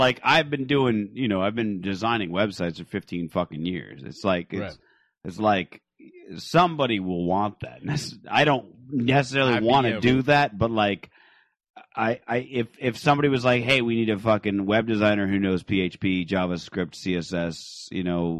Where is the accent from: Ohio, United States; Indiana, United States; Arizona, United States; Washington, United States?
Arizona, United States; Phoenix